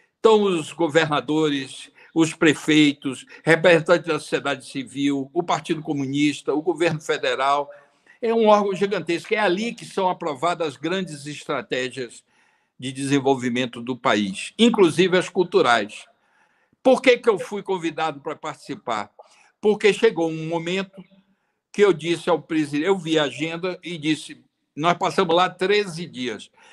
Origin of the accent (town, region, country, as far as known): Brazil